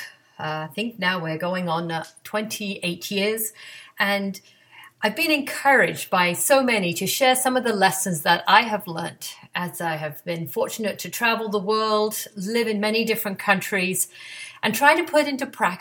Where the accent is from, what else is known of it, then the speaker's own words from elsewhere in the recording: England, United Kingdom; now in Atlanta, United States; I grew up in England